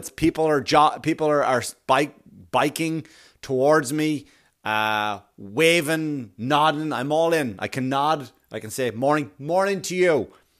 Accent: Queens, New York, United States; When I was a kid and I remember I grew up in Queens and I would watch the runners come through

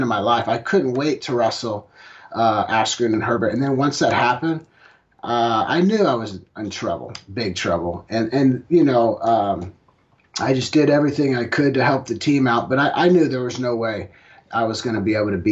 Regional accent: Oklahoma, United States; I'm from Oklahoma

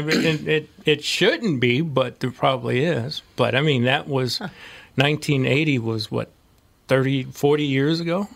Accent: St. Louis, Missouri, United States; moved away; St. Louis.

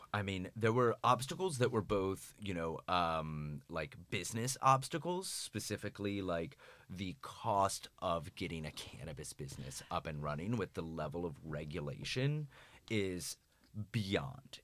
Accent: Florida, United States; I'm from Florida.

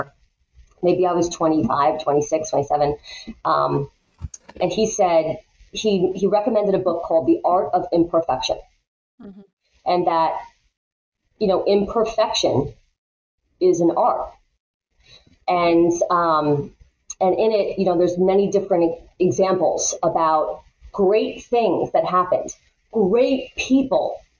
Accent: Long Island, New York, United States; I grew up here on Long Island

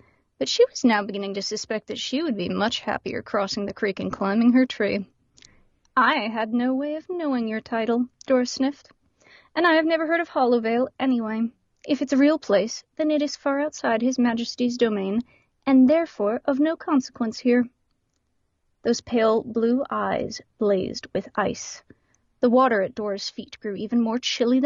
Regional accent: Canada; accent: Canadian; we get the Canadian accent instead

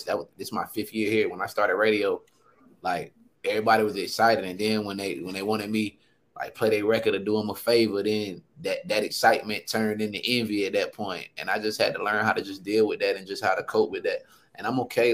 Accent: Sanford, North Carolina, United States; I'm from Sanford, North Carolina, one of the greatest cities I feel like in the world

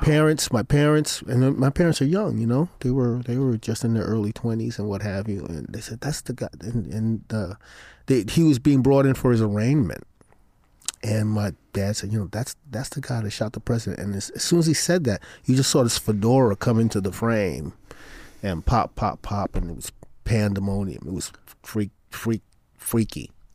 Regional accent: Brooklyn, New York, United States; Brooklyn is what I know. I grew up in Brooklyn

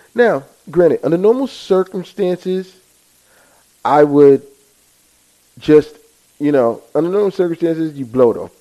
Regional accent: United States; us as American people

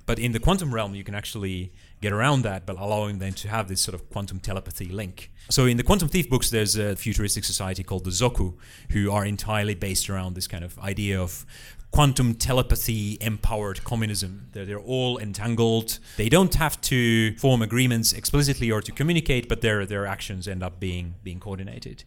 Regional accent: Finland; moved away; a local school library in my hometown in, uh, Uliwiecka, uh, a town of about ten thousand people, slightly north of the middle of Finland

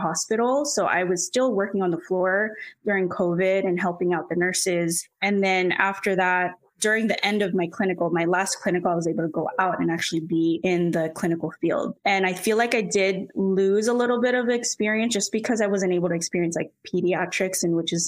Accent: Orange County, Southern California, United States; I'm from Southern California, specifically Orange County

